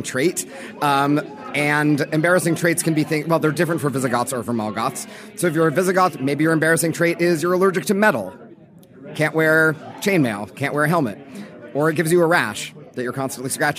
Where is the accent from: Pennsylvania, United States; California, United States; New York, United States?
California, United States; Los Angeles; I grew up in Los Angeles in the 90s.